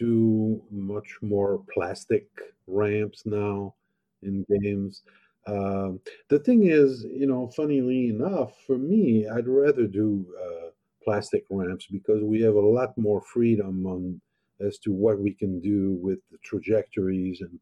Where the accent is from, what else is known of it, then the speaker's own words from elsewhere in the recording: France; now in United States; I grew up in France